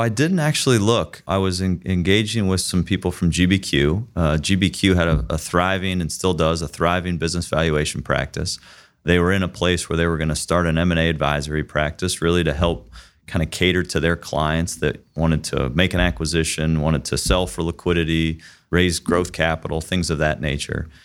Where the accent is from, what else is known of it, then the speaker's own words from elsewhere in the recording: Dublin, Ohio, United States; Born and raised in Dublin